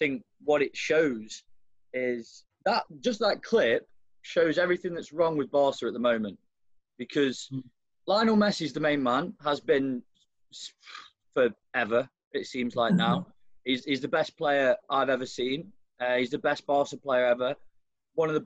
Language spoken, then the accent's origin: English; Nottingham, East Midlands, United Kingdom; we are from Nottingham